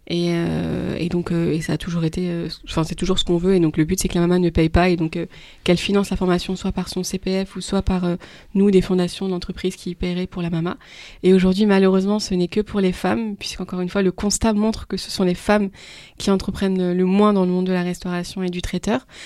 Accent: Île-de-France, France; moi, je venais d'Île-de-France, donc euh, notre réseau, on connaissait des, femmes

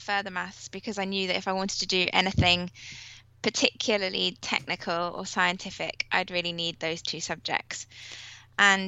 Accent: Milan, Lombardy, Italy; moved away; I was born in Milan in Italy

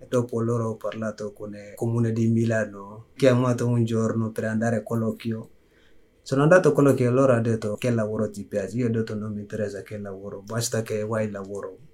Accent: Mali; Italian is a second language; also born or lived in Algeria / Libya; now in Milan, Italy; sono maleano è arrivato in Italia nel 2014 dicembre. Prima di arrivare qua è uscito il mio paese con guerra

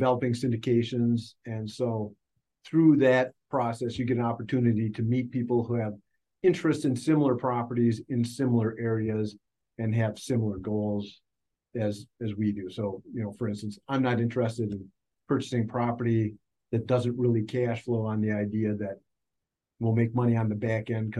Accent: Minnesota, United States; I'm from Minnesota

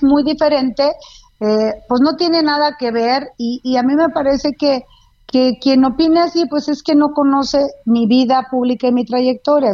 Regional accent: Durango, Mexico; Yo soy de Durango

